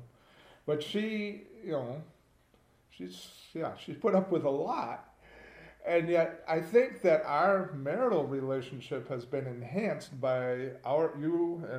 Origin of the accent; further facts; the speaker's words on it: Midwest, United States; I'm a Midwesterner.